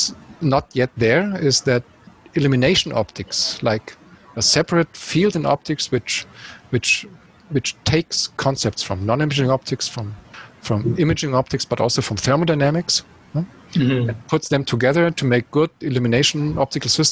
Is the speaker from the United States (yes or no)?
no; Munich, Bavaria, Germany; it's my hometown